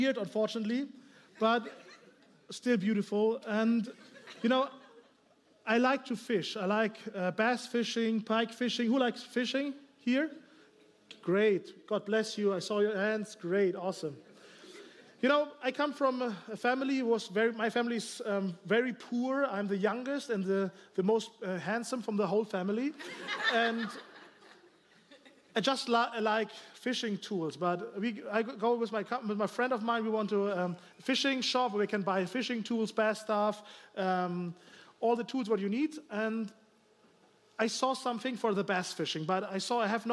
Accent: Germany; English is a second language; I'm from Germany, you know, here, maybe you hear my accent

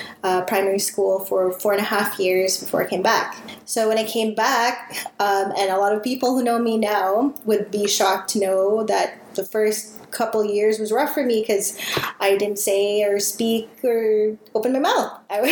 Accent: Montreal, Quebec, Canada; born there; also born or lived in Vancouver; As for me … I was born in Montreal. That's why I got such love. Shout out to 514.

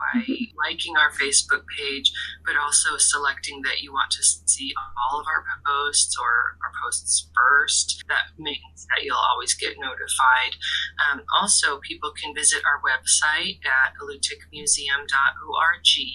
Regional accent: Kodiak, Alaska, United States; also born or lived in Larsen Bay, Alaska / Rhode Island (Brown University); I grew up both in Larson Bay and here in Kodiak

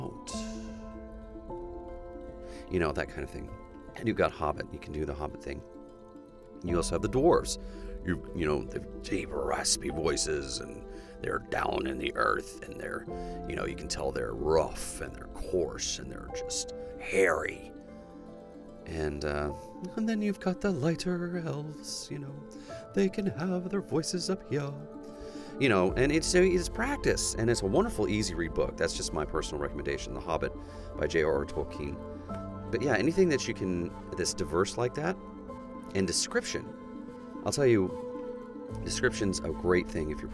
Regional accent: United States; accent: American; also born or lived in Oklahoma; my American accent

